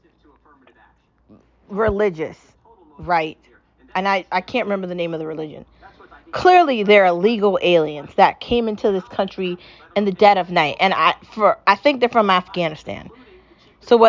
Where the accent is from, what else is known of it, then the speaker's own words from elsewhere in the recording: United States; I'm an American